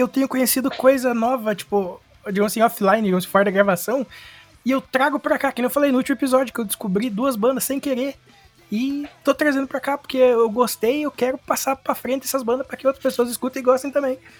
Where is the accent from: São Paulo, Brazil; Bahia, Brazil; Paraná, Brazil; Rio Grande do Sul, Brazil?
Paraná, Brazil; a gente é do Paraná